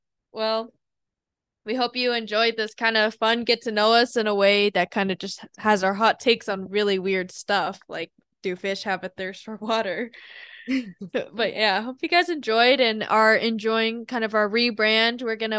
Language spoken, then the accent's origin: English; South Korea; I'm Korean, born in South Korea, so.